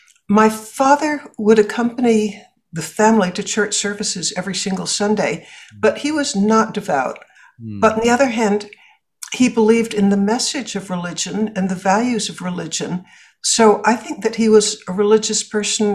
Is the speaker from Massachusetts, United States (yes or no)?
yes; Boston, Massachusetts, United States; I grew up in Boston